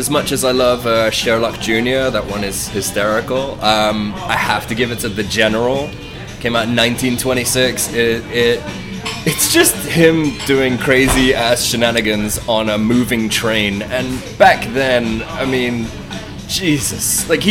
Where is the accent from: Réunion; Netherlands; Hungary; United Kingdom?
United Kingdom; I'm British.